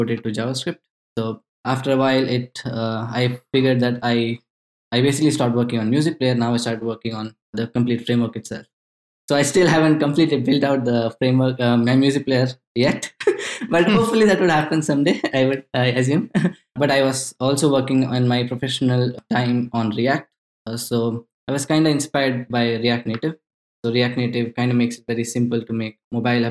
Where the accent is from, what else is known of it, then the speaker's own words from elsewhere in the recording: India; now in Stockholm, Sweden; I am currently based out of Stockholm, Sweden. I'm originally from India.